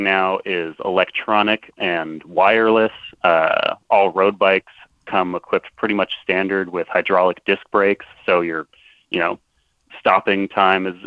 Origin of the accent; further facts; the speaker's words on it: Philadelphia, Pennsylvania, United States; I'm not quite from Baltimore, but you know, Philly's close